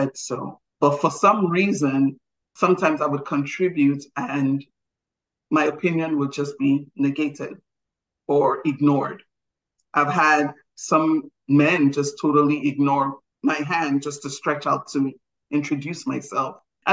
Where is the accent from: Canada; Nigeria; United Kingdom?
Nigeria; I'm Nigerian